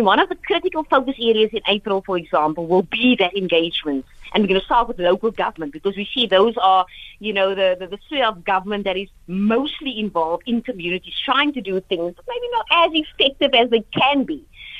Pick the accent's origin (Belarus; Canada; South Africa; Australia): South Africa; then I would have played my part as a South African.